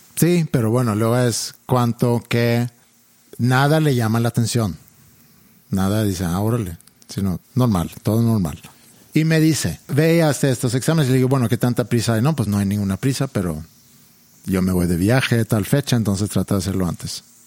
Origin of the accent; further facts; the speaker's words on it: Sweden; now in Mexico; crecí yo en Suecia